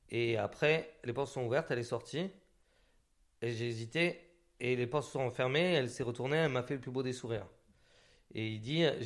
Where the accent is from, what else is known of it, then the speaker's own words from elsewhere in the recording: Occitania, France; j'ai grandi dans les Hautes-Pyrénées, dans un bled et tout ça.